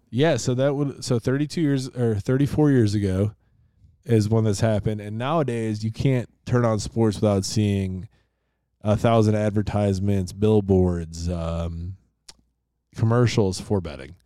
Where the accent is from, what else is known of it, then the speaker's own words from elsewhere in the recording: Rochester, New York, United States; the Rochester Jeffersons from my hometown of Rochester, New York